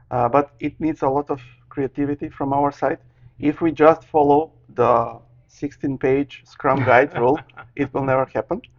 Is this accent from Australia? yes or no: no; North Macedonia; English is a second language; I, I come from Macedonia, ex mm-hmm. part of Yugoslavia